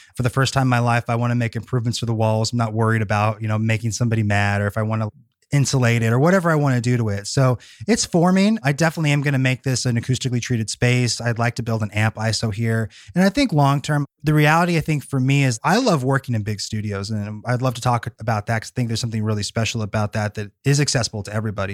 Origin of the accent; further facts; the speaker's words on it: Bay Area, California, United States; moved away as an adult; now in Nashville, United States; I was born and raised in the Bay Area, really hadn't lived anywhere else